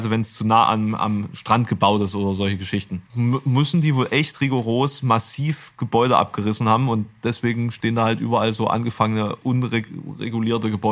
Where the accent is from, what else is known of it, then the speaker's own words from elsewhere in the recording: Germany; also born or lived in Thuringia; als Deutscher gleich ein Krabbeln im Hals.